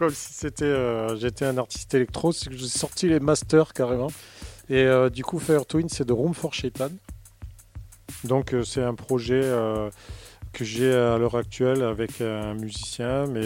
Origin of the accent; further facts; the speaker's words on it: Toulouse, Occitania, France; Non, après moi je suis né à Toulouse, euh, je mourrai à Toulouse.